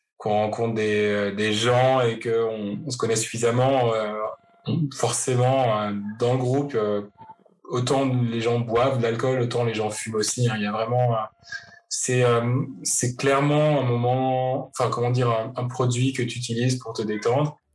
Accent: Paris, Île-de-France, France; moved away as an adult; now in Vancouver, Canada; je suis parisien d'origine, euh, j'ai grandi à Paris, je suis né à Paris

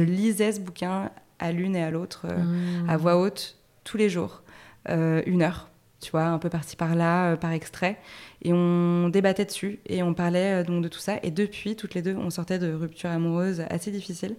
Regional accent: Paris, Île-de-France, France; le, loft où j'ai grandi à Paris

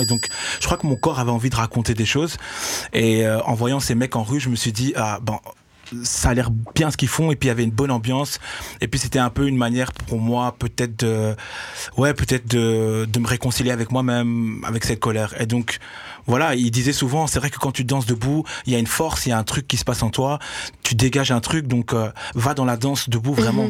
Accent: Brussels, Brussels-Capital Region, Belgium; je suis né à Bruxelles danseur

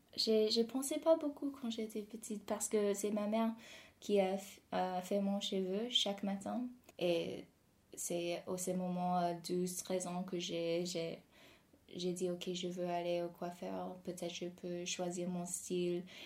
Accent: near Toronto, Ontario, Canada; French is a second language; now in Paris, France; je suis née au Canada, juste à côté de Toronto.

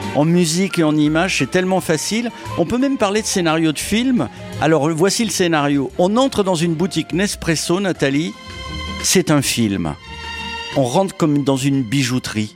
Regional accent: Paris, Île-de-France, France; je suis un Parisien

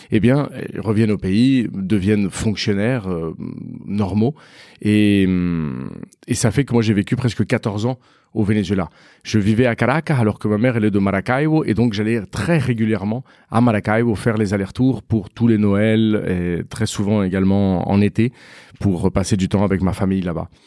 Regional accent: Paris, Île-de-France, France; born there; Donc, moi, je suis né à Paris.

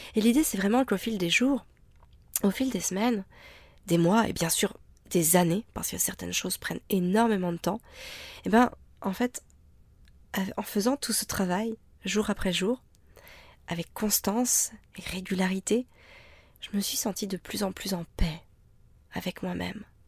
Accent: France; en tant que Français

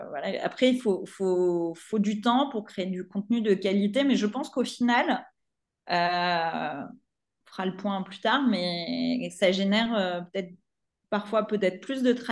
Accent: Provence-Alpes-Côte d'Azur, France; born there; je suis née en Provence, hein, je, suis, je suis amoureuse de ma région.

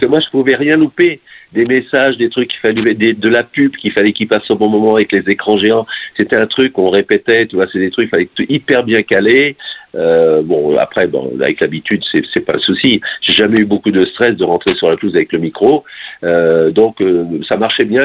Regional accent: Nantes, Pays de la Loire, France; je suis nantais pur jus

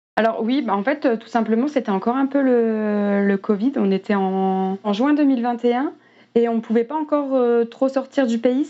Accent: near Dunkirk, Hauts-de-France, France; j'ai grandi à près de Dunkerque, dans le nord de la France, dans un petit village.

